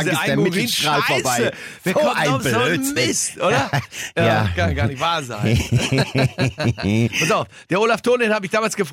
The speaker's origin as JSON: {"language": "German", "region": "North Rhine-Westphalia", "country": "Germany", "lives_now": "Munich, Germany", "said": "ich komme aus dem Ruhrgebiet"}